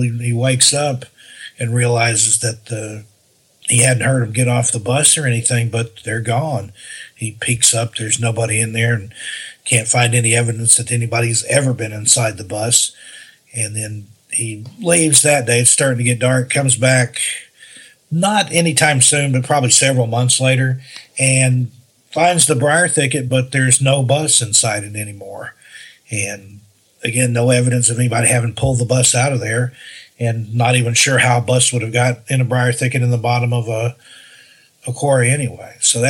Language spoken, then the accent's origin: English; Great Smoky Mountains, United States; And yeah, you know, I'm from the Smokies. I've seen a lot of black bear and stuff